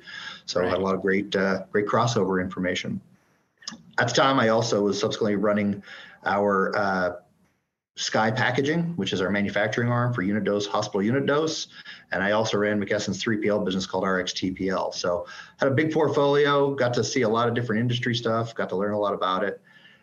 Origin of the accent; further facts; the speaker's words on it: Canada; moved away as an adult; also born or lived in Calgary, Alberta / Edmonton, Alberta / Dayton, Ohio; So kind of a little bit of a background. So I mentioned I'm Canadian.